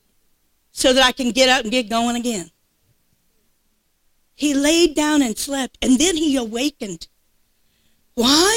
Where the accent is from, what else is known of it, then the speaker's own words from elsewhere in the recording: South Louisiana, United States; I'm from South Louisiana